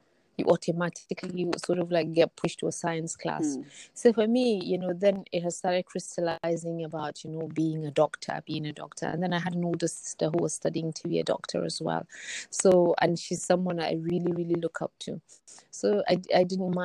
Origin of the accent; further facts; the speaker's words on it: Kaduna, Kaduna State, Nigeria; I grew up in Kaduna. I was born and I've lived in Kaduna, or have lived there for the past 40 odd years.